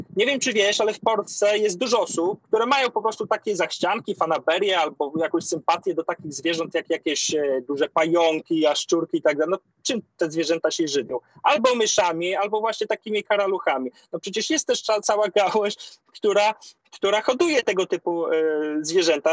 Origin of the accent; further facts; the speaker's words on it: Podlaskie Voivodeship, Poland; u nas na Podlasiu